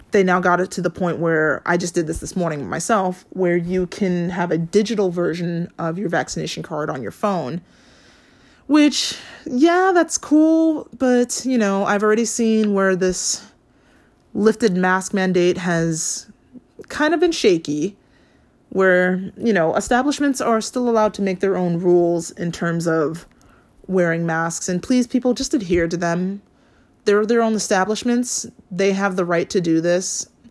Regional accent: Hawaii, United States; I grew up in Hawaii

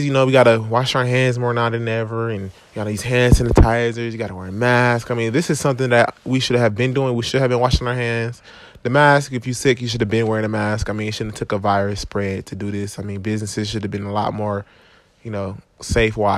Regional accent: Milwaukee, Wisconsin, United States; I'm from Milwaukee, Wisconsin

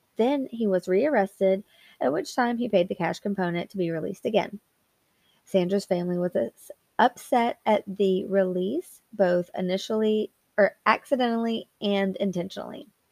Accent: Arkansas, United States; now in Alabama, United States; I was actually not born here, I was born in Arkansas

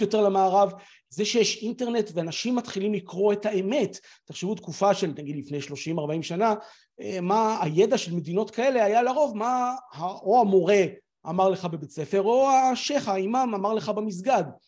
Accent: Israel; אנחנו כישראלים

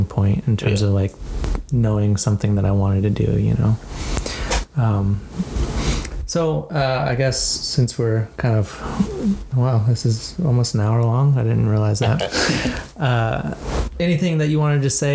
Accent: Riverside, California, United States; growing up in Riverside

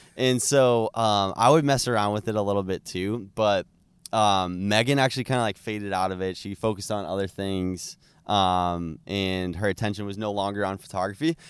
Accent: Plymouth, Massachusetts, United States; we're from Plymouth, Massachusetts

